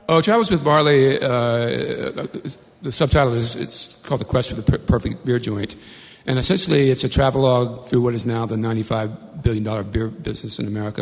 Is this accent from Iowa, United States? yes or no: no; Bayou Black, Louisiana, United States; I grew up in a little place called Bayou Black, Louisiana, deep in the, in the swamps